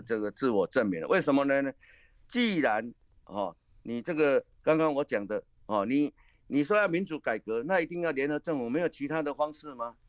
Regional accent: Taiwan; 用我们台湾话来讲

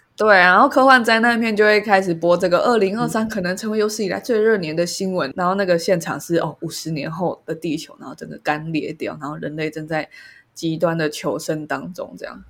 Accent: Taiwan; 身为台湾人

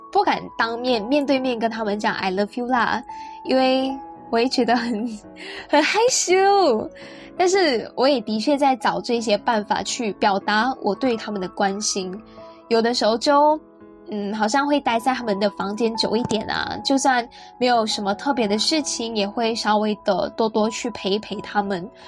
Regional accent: Penang, Malaysia; 因为我大学是在本地读嘛，然后我也没有离开槟城去外州或者是国外念书

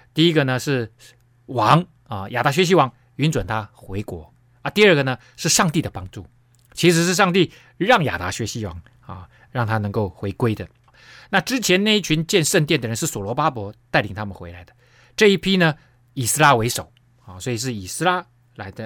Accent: Taiwan; 特别对我们台湾人

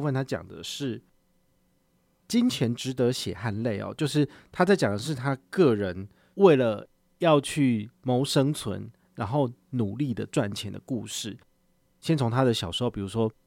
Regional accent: Taiwan; 我们台湾这边

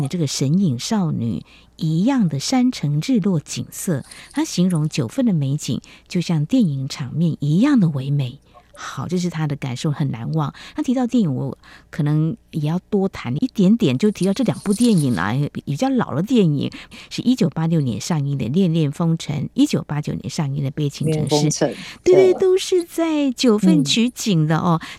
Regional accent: Yunlin County, Taiwan; moved away; 我的家乡是在云林啊，因为我是个新闻工作者

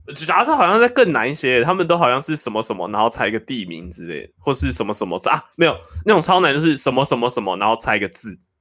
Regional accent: Taipei, Taiwan; 我们台北人比较，邻里之间比较冷漠一点

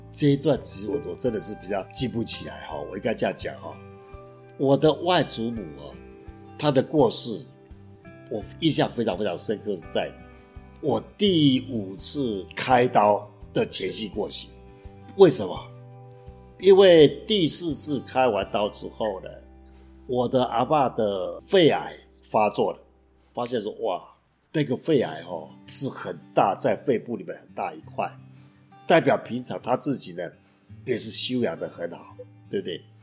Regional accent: Taoyuan, Taiwan; moved away as an adult; also born or lived in Taipei; now in Changhua, Taiwan; 桃园是我大概从两岁七个月，一直到五年高中毕业，我都在桃园长大

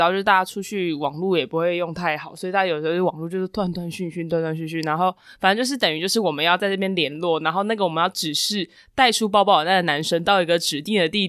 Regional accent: Taiwan; 然后我们台湾人就是坐搭第二班接驳车

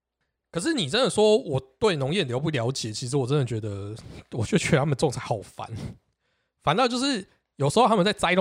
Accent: Xindian, New Taipei, Taiwan; 我们家小时候住在新店，对，那时候新店还算是比较不热闹的那一个区块。新店有分比较热闹的那一个区块，跟比较不热闹的那一个，我们比较偏偏山边。

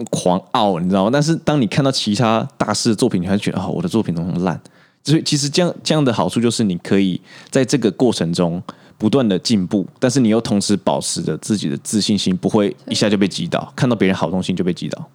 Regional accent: Taiwan; 我一直都待台湾

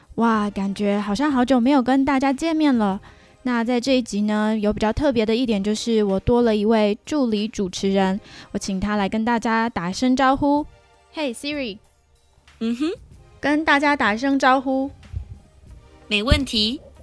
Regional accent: Taiwan; moved away as an adult; now in Vancouver, Canada; 我是一个来自台湾的平面设计师，在台湾有五年多的政治设计工作经验，也就是说我在政治团队做设计

